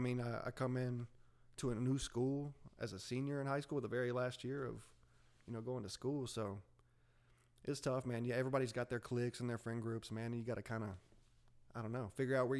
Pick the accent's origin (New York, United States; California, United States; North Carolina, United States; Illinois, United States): North Carolina, United States; Candler; also born or lived in Marion, North Carolina; I grew up in Candler, North Carolina here. And my senior year of high school, I moved out to Marion here with my parents